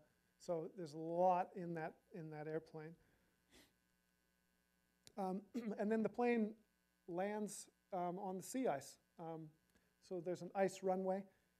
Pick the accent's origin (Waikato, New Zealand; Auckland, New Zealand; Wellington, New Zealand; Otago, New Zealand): Waikato, New Zealand; Hamilton; So I'm from Hamilton, New Zealand. We fly down to Christchurch, and then we fly down to the Antarctic.